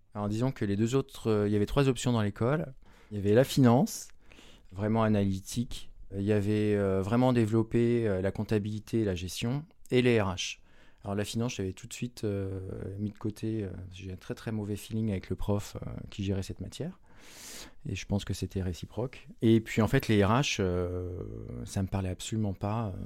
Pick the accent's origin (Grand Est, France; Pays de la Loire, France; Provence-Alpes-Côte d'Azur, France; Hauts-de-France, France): Pays de la Loire, France; Saint-Jean-de-Monts; je suis originaire de Vendée, d'une commune qui s'appelle Saint-Jean-de-Mont